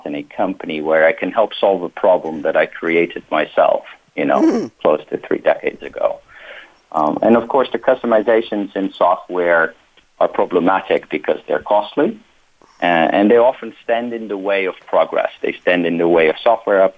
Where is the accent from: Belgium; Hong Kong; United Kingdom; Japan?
Belgium; also born or lived in Netherlands; now in United States; I was born in the Netherlands, but grew up close to Brussels in Belgium